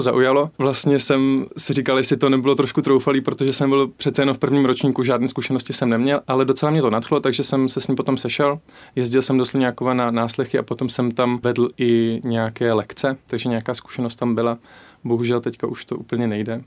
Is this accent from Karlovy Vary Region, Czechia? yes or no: yes; Mariánské Lázně, Karlovy Vary Region, Czechia; moved away as an adult; also born or lived in Plzeň; now in Olomouc, Czech Republic; ze západu Čech, protože jsem z Maránských lázní